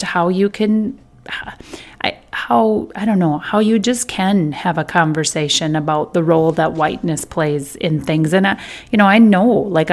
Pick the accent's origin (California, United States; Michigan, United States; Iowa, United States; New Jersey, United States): Iowa, United States; I grew up in Iowa.